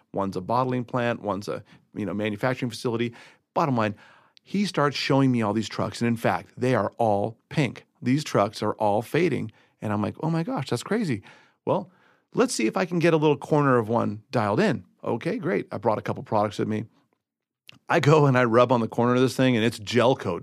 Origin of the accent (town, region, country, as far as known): Southern California, United States; moved away as an adult; now in Colorado, United States